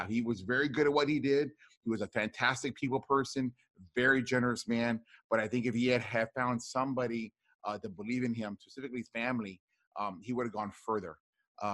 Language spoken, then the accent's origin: English; Rio Grande Valley, deep South Texas, United States; I grew up in the Rio Grande Valley, which is deep South Texas.